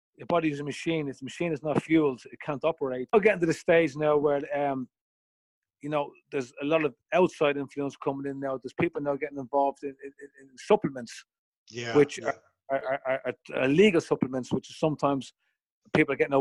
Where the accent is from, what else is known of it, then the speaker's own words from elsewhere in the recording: Ireland; I'm an Irishman